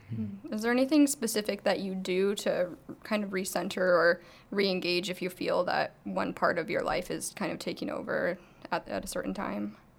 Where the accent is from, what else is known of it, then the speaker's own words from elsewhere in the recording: Arizona, United States; I'm from Arizona